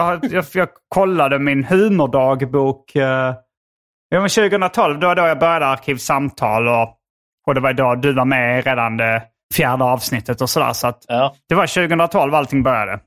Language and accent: Swedish; Hjärup, Skåne, Sweden; accent: Scanian; moved away as an adult; also born or lived in Lund; now in Stockholm, Sweden; jag är från Hjärup och, eh, nu bor jag i Lund